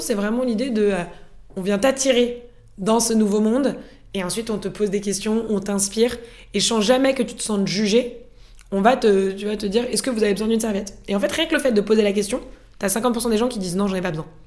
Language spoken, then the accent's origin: French; France; moved away as an adult; also born or lived in Norway